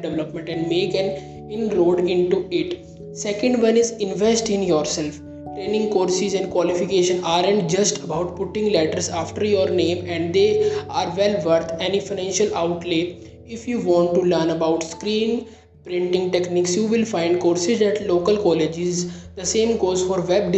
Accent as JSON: {"language": "English", "country": "India", "said": "I am from India"}